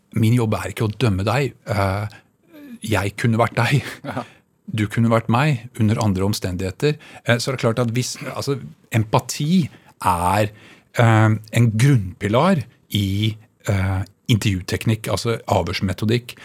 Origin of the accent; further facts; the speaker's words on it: Bærum, Akershus, Norway; jeg vokste opp altså på Kolsås og på Rykkinn